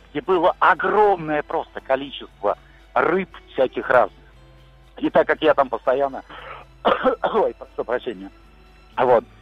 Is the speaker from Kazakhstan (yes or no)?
no; Liepāja, Kurzeme, Latvia; на мою малую родину